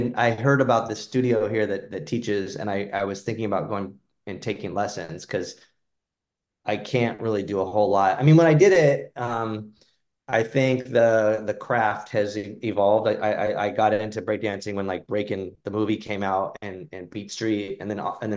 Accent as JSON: {"language": "English", "town": "Phoenix", "region": "Arizona", "country": "United States", "tie": "born or raised there", "said": "I grew up in Phoenix"}